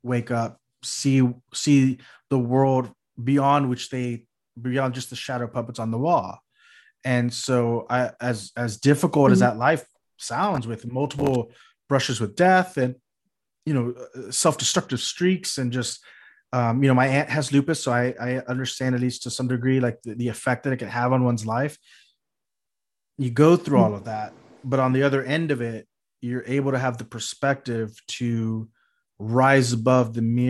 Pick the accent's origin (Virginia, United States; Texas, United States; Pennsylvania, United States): Texas, United States; South; now in California, United States; I grew up in South Texas, which is just a drive along the coastline away.